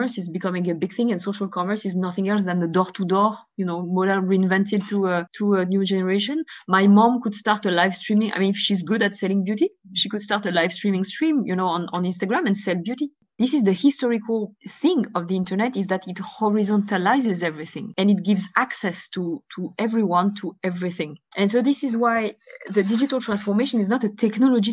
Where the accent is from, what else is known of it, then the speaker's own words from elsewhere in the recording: Bulgaria; moved away; I was born in Bulgaria